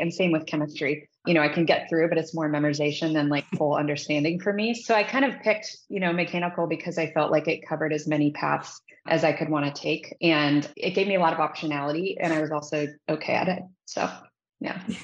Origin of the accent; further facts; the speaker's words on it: Midwest, United States; moved away as an adult; also born or lived in Indiana; now in Silicon Valley, United States; I grew up in the Midwest